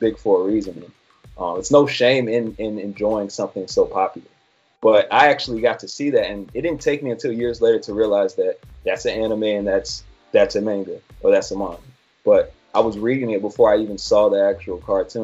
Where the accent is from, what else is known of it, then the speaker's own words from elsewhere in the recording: North Carolina, United States; also born or lived in Lynchburg, Virginia; I grew up in North Carolina, but I was actually born in Lynchburg, Virginia